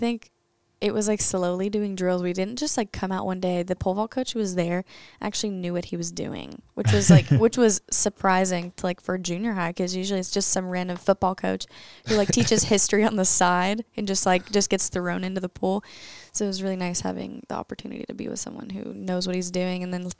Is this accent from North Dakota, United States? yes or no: no; The Woodlands, Texas, United States; I'm from the Woodlands, and yeah, I've been pole vaulting.